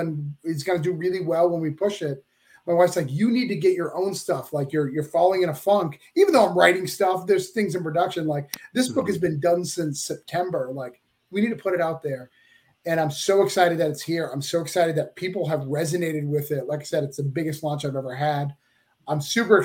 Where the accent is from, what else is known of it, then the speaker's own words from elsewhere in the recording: Rochester, New Hampshire, United States; I'm from Rochester, New Hampshire